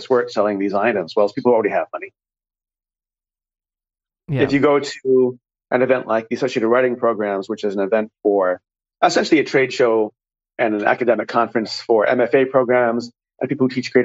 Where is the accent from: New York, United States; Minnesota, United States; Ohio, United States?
New York, United States; I grew up in New York